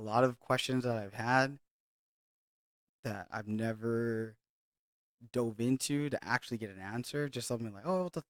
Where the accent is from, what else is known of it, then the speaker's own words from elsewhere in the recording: Hawaii, United States; I grew up in Hawaii.